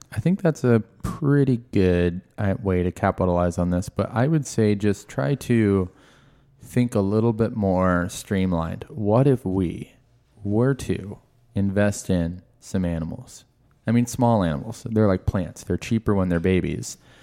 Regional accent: Marysville, Washington, United States; I grew up in Marysville

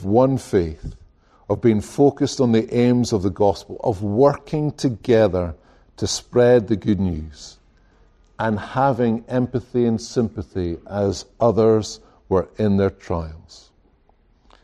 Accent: Scotland, United Kingdom; now in United States; I come from Scotland

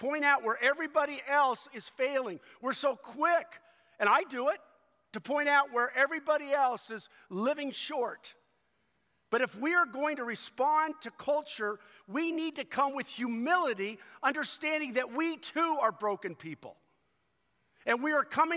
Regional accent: United States; I was born physically in the United States of America, and at that moment, I was an American citizen

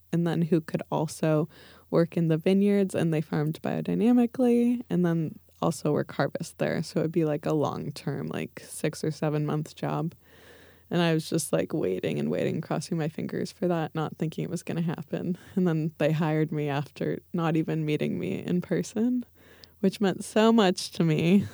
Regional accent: Livermore, California, United States; I grew up in the, we called it, like, the East East Bay, so, um, the suburbs, uh, in Livermore

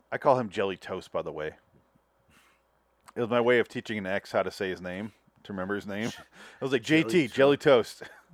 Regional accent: Michigan, United States; I grew up in Michigan

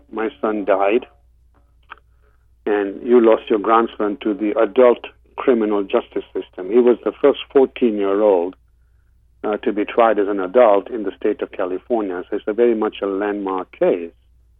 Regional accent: Kenya; born there; also born or lived in England; I went to school in England. I was born in Kenya, and my roots are Eastern.

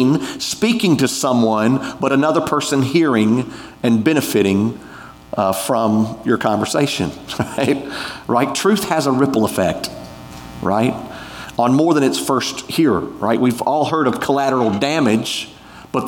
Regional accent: United States; We're American

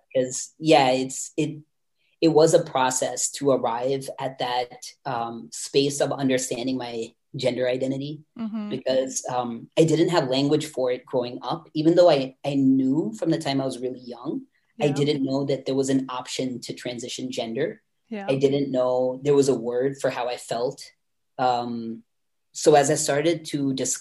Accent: North Carolina, United States; I grew up in North Carolina, which is on the East Coast of the United States, and more specifically, I guess, considered the South

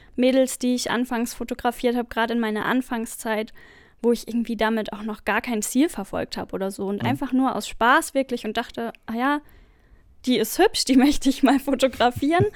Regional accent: near Frankfurt, Hesse, Germany; ich komme aus der Nähe von Frankfurt

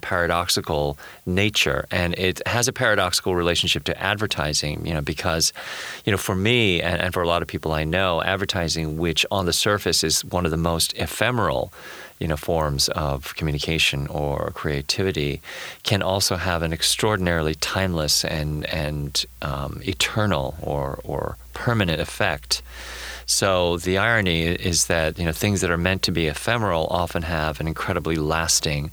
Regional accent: Philadelphia, Pennsylvania, United States; also born or lived in East Asia; growing up in Philadelphia and having come over from, you know, from East Asia

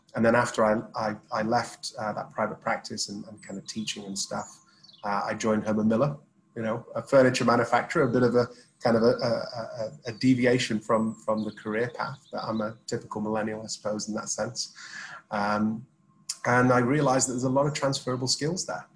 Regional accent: Sheffield, Yorkshire and the Humber, United Kingdom; I'm from Sheffield

